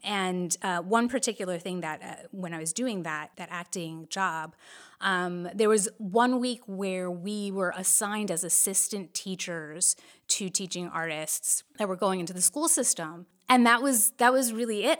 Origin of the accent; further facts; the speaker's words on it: New Jersey, United States; we're bo-, both born and raised in New Jersey